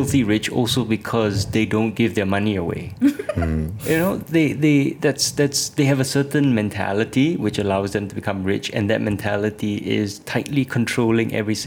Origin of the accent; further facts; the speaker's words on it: Singapore; I'm Singaporean